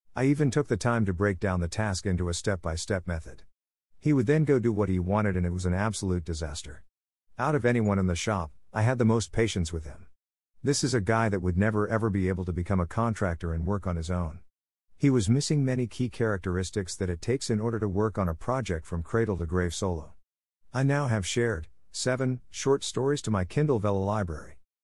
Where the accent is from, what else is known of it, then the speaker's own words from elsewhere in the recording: Oregon, United States; As a kid that was born and raised in Oregon